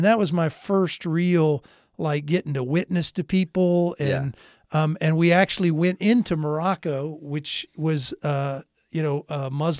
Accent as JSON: {"language": "English", "country": "Germany", "tie": "born there", "said": "growing up in a military family. I was born in Germany. We'd moved around to different places."}